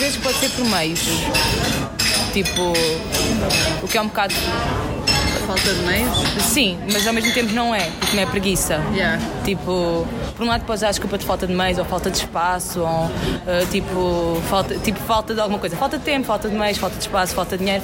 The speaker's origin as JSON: {"language": "Portuguese", "town": "Tomar", "region": "Santarém District", "country": "Portugal", "moved": "as an adult", "lives_now": "Aveiro, Portugal", "said": "não sou de Aveiro, vivo cá há 6 anos, sou de Tomar"}